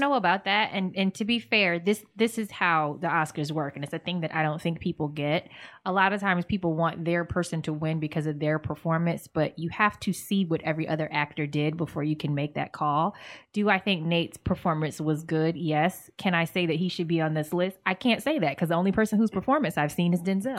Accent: Virginia, United States; we're from Virginia

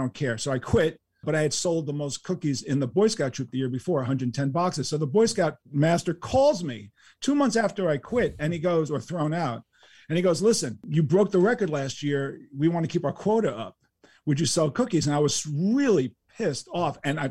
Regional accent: New York City, New York, United States; But I do believe that living in New York City, growing up in New York City, getting to the speed of New York City

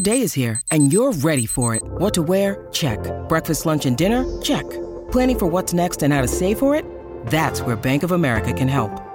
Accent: New York City, New York, United States; as a New Yorker

